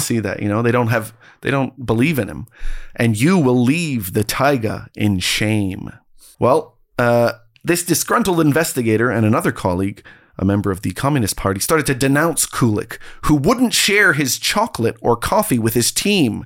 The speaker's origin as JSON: {"language": "English", "country": "Canada", "said": "I'm a Canadian"}